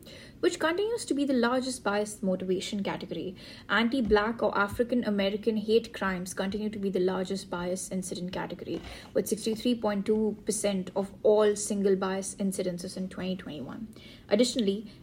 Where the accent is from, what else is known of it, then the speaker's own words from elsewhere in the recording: India; being Indian myself